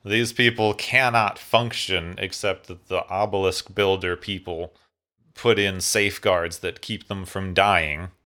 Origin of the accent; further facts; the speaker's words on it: Phoenix, Arizona, United States; I grew up in Phoenix, Arizona